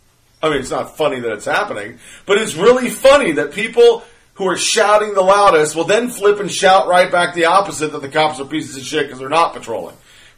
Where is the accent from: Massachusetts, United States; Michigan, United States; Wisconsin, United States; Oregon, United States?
Oregon, United States; now in Southern United States; I may live in the South, but I was a Yankee. Well, I really wasn't a Yankee. I was from Oregon